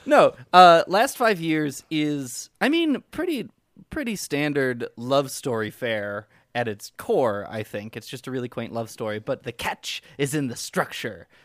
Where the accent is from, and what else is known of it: Chicago area, Illinois, United States; born or raised there